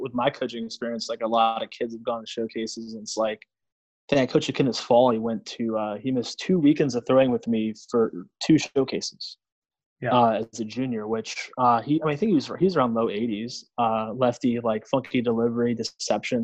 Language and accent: English; Grafton, Wisconsin, United States; also born or lived in Southern Mississippi; being a kid from Wisconsin back in the day